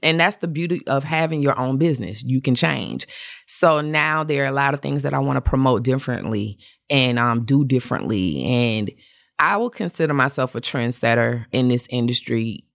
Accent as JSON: {"language": "English", "town": "Atlanta", "region": "Georgia", "country": "United States", "said": "I'm from Atlanta"}